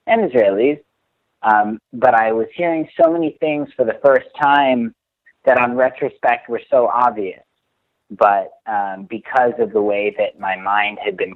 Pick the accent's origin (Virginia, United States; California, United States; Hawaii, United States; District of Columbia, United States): District of Columbia, United States; Washington; moved away as an adult; now in Jerusalem; So I'm from Washington, D.C. I, you know, grew up in a pretty traditional sort of down the middle Jewish community in the U.S.